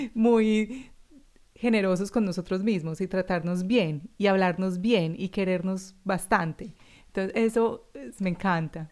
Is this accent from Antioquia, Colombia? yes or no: yes; Medellín, Antioquia, Colombia; now in Australia; yo soy colombiana también de Medellín